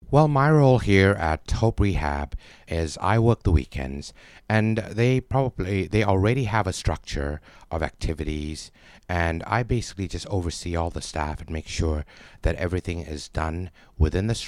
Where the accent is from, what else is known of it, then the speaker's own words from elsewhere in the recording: Bangkok, Thailand; born there; I was born in Bangkok and I spent most of my life uh, out of Thailand. I've only been back here for about 12 years.